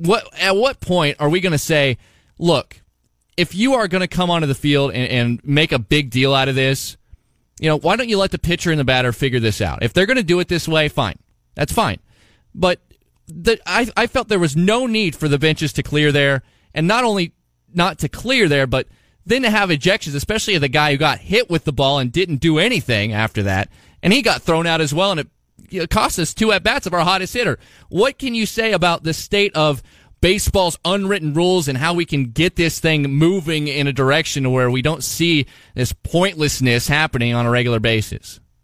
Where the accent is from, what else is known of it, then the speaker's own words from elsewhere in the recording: Southeast Iowa, United States; I've been a lifelong Iowan as you have. I'm from Southeast Iowa